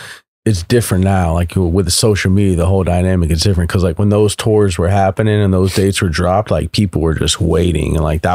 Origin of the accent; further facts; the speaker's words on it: Florida, United States; We're from Florida